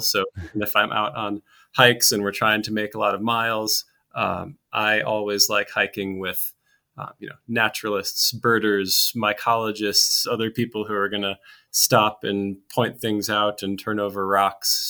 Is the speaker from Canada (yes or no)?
no; Austin, Minnesota, United States; moved away; my hometown, um, Austin, Minnesota, very small town in, in southern Minnesota